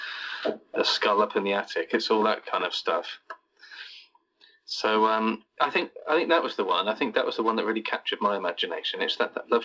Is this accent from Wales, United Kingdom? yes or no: no; Devon, South West England, United Kingdom; growing up in Devon